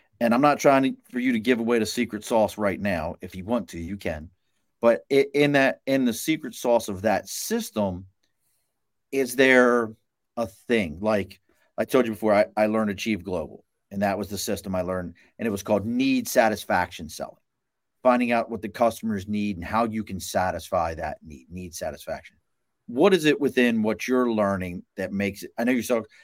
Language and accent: English; Baltimore, Maryland, United States; now in Albany, United States; I grew up in Baltimore. I'm in Albany, New York right now, but I grew up in Baltimore